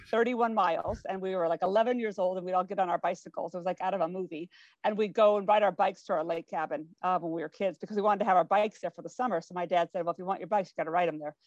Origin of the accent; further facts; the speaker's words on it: Spokane, Washington, United States; moved away as an adult; I grew up in Spokane, Washington